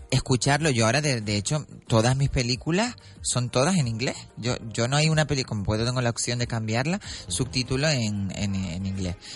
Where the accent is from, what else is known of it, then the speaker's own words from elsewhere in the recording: Canary Islands, Spain; los canarios somos muy solidarios y somos muy arropamos mucho a la gente y eso enamora mucho